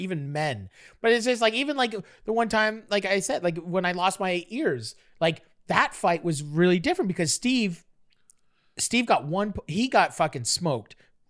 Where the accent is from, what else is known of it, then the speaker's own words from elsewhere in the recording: Toronto, Ontario, Canada; I lived in Parkdale in Toronto for years, and I grew up on Parkdale Ave, and a street over on Ferndale was Ferndale Park.